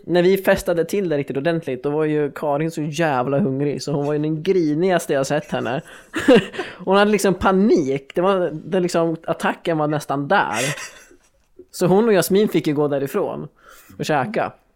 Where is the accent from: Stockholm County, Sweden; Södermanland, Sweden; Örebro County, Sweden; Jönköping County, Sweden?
Örebro County, Sweden; Örebro; born or raised there